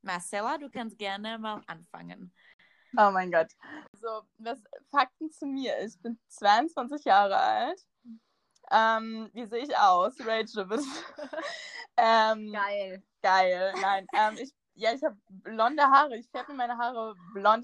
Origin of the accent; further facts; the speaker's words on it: Northern Germany, Germany; moved away as an adult; now in Munich, Germany; ich komme aus, äh, ja, aus dem tiefsten Norden. Ich bin halb dänisch, das heißt sehr tief im Norden. Ähm, genau, und bin dann halt quasi wegen des Studiums nach München gezogen.